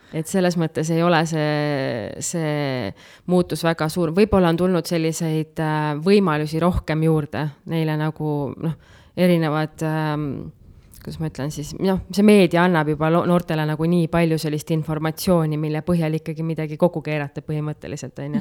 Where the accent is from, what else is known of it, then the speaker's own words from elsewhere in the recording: Nõuni, Valga County, Estonia; moved away as an adult; now in Puka, Estonia; ma sündisin äh, tegelikult Kohtepää lähedal Nõuni külas mm. ja kasvasin seal, alustasin kooliteed Nõuni algkoolis. edasi liikusin Otepää gümnaasiumisse